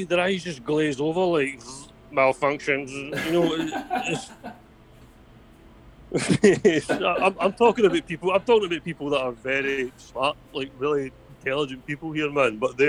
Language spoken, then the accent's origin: English; Scotland, United Kingdom; I'm Scottish.